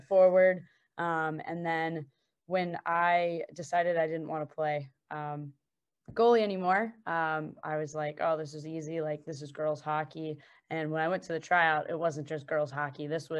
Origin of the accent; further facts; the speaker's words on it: California, United States; growing up, I am from California